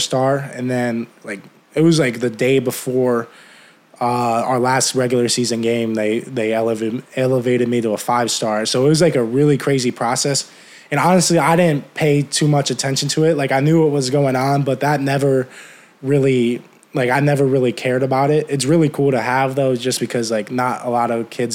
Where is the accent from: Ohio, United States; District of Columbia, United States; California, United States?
Ohio, United States; Medina; moved away as an adult; now in State College, United States; I grew up in Ohio, Midwest country